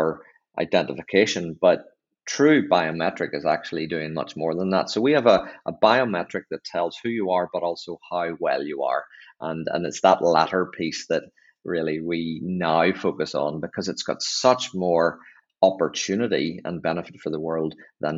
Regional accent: Northern Ireland, United Kingdom; accent: Northern Irish; moved away; I was back home. You can hear by my accent from Northern Ireland

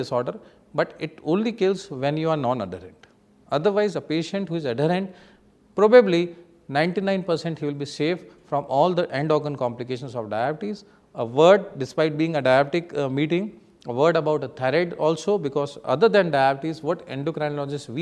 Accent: India; Being an Indian phenotypic Asian people

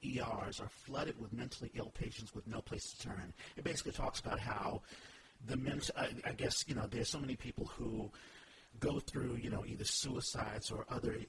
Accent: United States; I'm a black man. And five, I'm American.

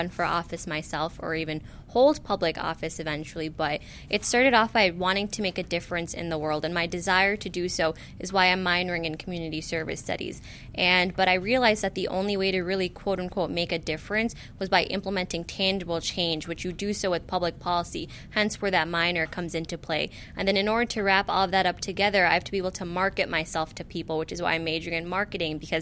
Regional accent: Skokie, Illinois, United States; growing up in Skokie, I was kind of sheltered.

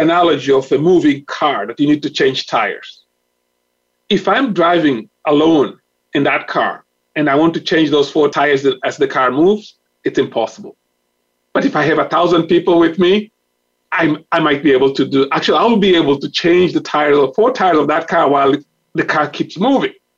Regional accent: Mozambique; I am from Mozambique

